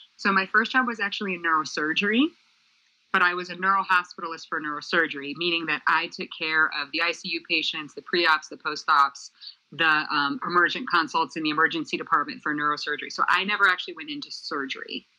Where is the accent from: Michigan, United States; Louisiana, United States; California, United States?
Michigan, United States; moved away; also born or lived in Center Valley, Pennsylvania; I'm from Michigan originally